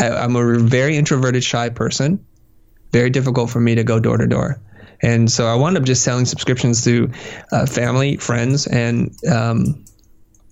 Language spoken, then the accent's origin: English; San Jose, California, United States; also born or lived in Vietnam / Kansas City, Missouri; I grew up in the Valley, Silicon Valley